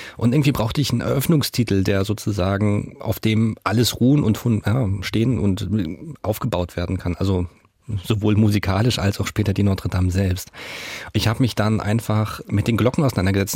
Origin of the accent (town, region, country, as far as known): Rostock, Mecklenburg-Vorpommern, Germany; born or raised there